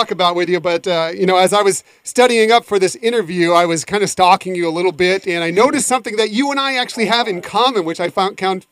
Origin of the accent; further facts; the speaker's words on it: West Coast, United States; I grew up on the West Coast